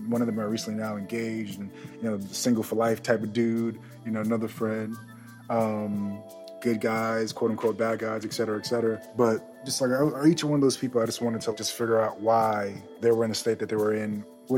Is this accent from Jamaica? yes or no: yes; Jamaica; moved away; I'm Jamaican, straight from Yard